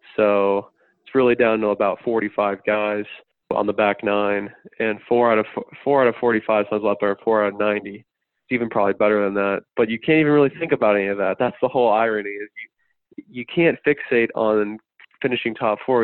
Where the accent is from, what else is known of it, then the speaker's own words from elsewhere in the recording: Florida, United States; I'm from Florida